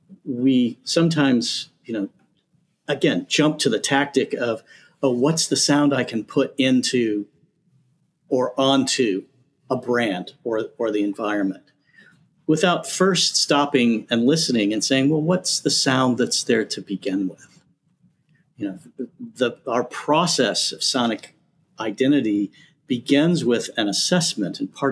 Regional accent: the South, United States; I'm from the South.

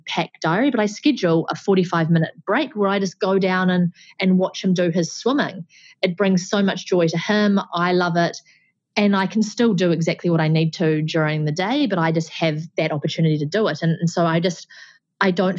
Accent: New Zealand; being a Kiwi

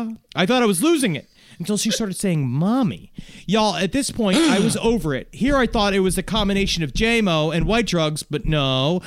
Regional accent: Illinois, United States; We are located in southern Illinois. This is incredible. But I'm from Chicagoland, and now working at this fine establishment.

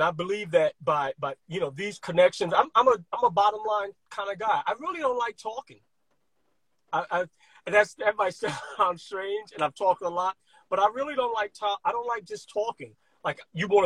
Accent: New York City, New York, United States; I grew up in Brooklyn, during the middle of the crack epidemic

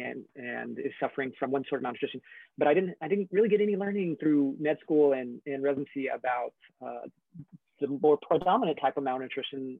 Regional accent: Corpus Christi, Texas, United States; I'm born and raised in Corpus Christi, Texas, down in South Texas, off the Gulf of Mexico

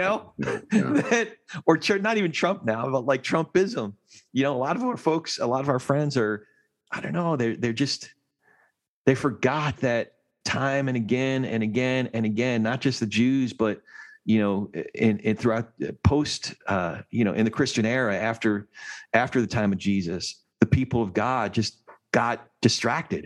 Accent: New Jersey, United States; I'm from Jersey

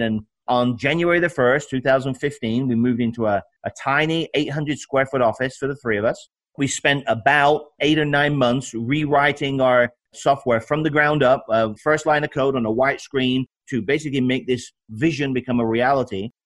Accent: United Kingdom; moved away as an adult; also born or lived in Alabama; now in United States; I'm uh, from the UK. Uh, came here 30 now what 32 years ago. I'm 53 years old

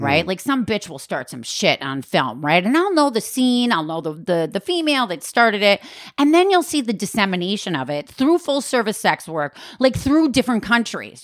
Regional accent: Wisconsin, United States; I'm from Wisconsin

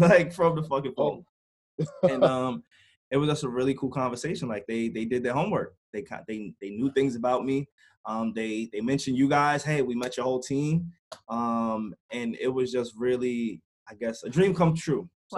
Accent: Long Island, New York, United States; I was from Long Island

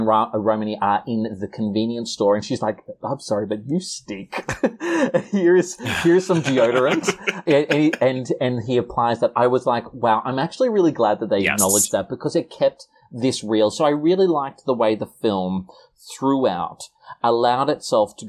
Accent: Newcastle, New South Wales, Australia; I'm from Newcastle originally. I'm from the Hunter Valley.

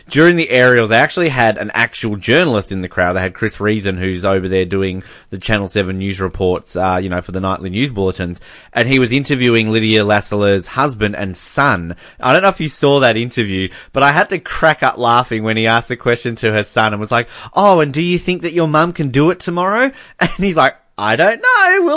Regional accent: Canada; I'm Canadian.

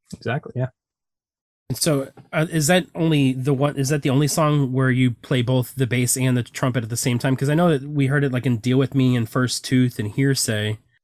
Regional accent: St. Louis, Missouri, United States; we're actually from St. Louis

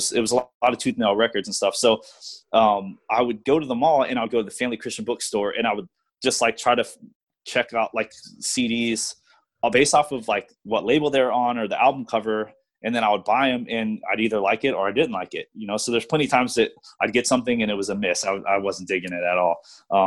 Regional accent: Virginia, United States; also born or lived in Louisiana; I moved to Virginia from Louisiana in middle school

